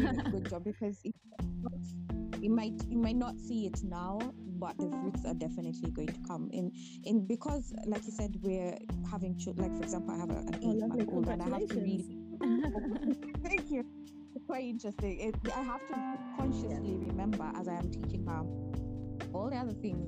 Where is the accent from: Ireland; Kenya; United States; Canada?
Kenya; English is a second language; now in England; I grew up in Kenya actually, I was 17.